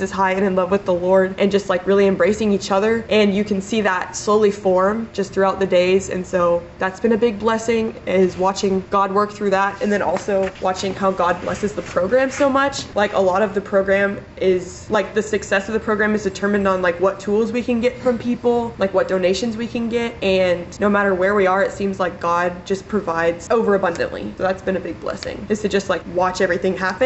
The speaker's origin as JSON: {"language": "English", "town": "Salina", "region": "Kansas", "country": "United States", "said": "I'm from Salina originally, and right now I'm going to be a senior at Case State"}